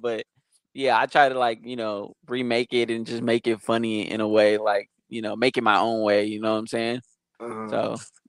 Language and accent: English; East Bay, California, United States; also born or lived in Modesto, California; I'm from Modesto, California, so that's the valley. But I actually grew up in the Bay, East Bay